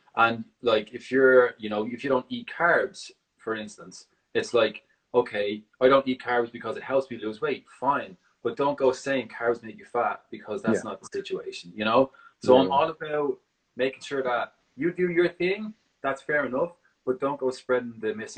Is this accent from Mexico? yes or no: no; Dublin, Leinster, Ireland; now in San Francisco, United States; I'm originally from Ireland, Dublin